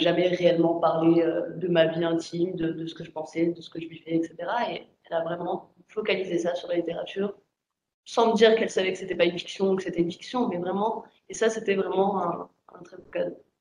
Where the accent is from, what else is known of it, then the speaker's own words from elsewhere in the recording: France; j'ai grandi en France